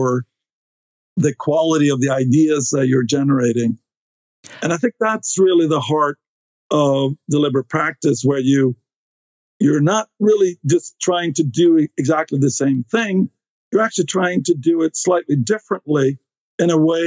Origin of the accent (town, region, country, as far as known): Stockholm, Stockholm County, Sweden; born or raised there; English is a second language; moved away as an adult; now in United States